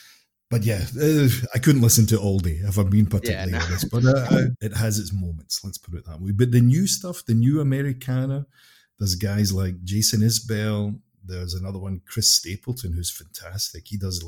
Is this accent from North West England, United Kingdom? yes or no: no; Scotland, United Kingdom; Obviously, I'm from Scotland too.